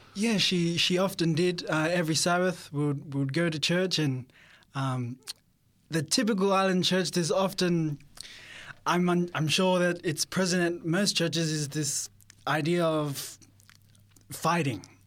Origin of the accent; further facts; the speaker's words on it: Sydney, New South Wales, Australia; I was born in Sydney